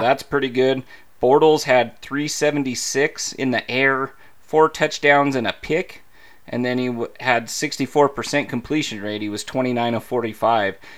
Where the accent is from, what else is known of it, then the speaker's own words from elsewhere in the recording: Idaho Falls, Idaho, United States; also born or lived in Pocatello, Idaho; I'm originally from Idaho Falls, Idaho. Pocatello is where I was born.